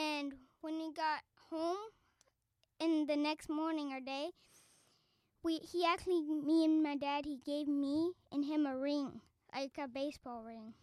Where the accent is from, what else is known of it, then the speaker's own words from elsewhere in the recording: Arlington, Texas, United States; moved away; I'm from Arlington, Texas